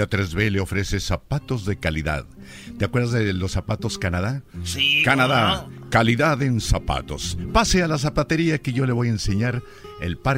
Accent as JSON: {"language": "Spanish", "town": "Tlaltenango", "region": "Zacatecas", "country": "Mexico", "tie": "born or raised there", "also_born_or_lived": "Mexico City", "moved": "as an adult", "said": "de mi pueblo Tlaltenango, Zacatecas."}